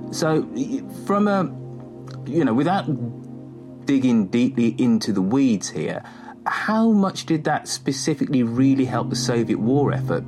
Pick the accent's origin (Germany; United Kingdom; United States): United Kingdom; being British